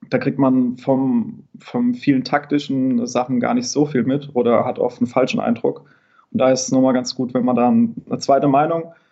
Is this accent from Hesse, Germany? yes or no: yes; Niederbrechen, Hesse, Germany; Ich komme aus der Nähe von Limburg, aus dem schönen